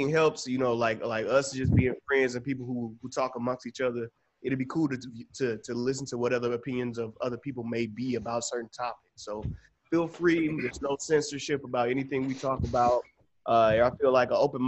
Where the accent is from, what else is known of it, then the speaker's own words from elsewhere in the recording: Atlanta, Georgia, United States; now in Los Angeles, United States; I'm from Atlanta, Georgia